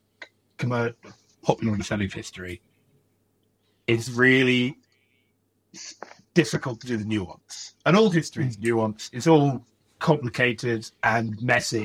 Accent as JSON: {"language": "English", "country": "United Kingdom", "tie": "born or raised there", "said": "growing up in Britain"}